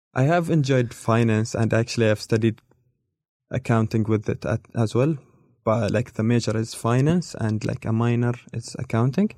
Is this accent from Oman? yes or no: yes; Muscat, Oman; English is a second language; moved away as an adult; also born or lived in Nizwa, Oman; now in Dunedin, New Zealand; I'm from Oman. I've been here in Dunedin like almost five years